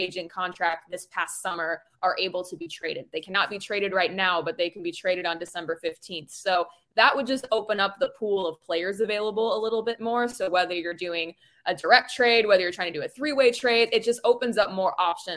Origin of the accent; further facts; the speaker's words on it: Phoenix, Arizona, United States; moved away as an adult; also born or lived in Denver / Portland / Oklahoma / Beaumont, Texas; now in Philadelphia, United States; I grew up in Phoenix and actually was living and working there for about 3 years prior to moving to Philly